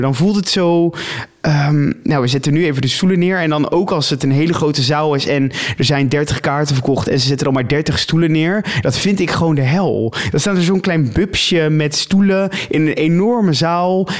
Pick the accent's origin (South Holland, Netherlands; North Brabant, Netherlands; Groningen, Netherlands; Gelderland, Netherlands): South Holland, Netherlands; Rotterdam; ik kom uit Rotterdam